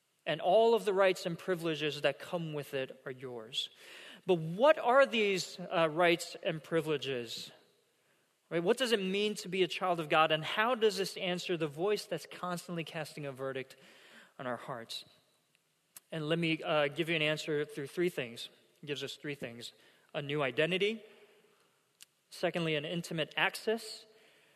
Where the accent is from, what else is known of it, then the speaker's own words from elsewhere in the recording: South Korea; first language Korean; English is a second language; moved away; I attended a middle school growing up in South Korea. And it was an international school that was built for, you know, foreign dignitaries and, you know, missionaries and the like and expats